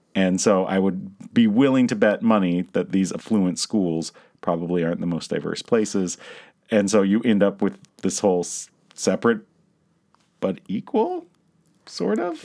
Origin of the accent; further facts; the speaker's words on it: Virginia, United States; also born or lived in Loudoun County, Virginia; now in Michigan, United States; I'm from Virginia